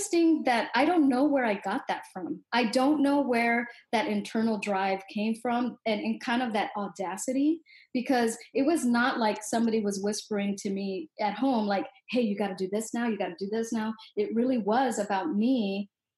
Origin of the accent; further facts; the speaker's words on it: Los Angeles, California, United States; I grew up in Southeast Los Angeles, and we were poor, and it was a rough neighborhood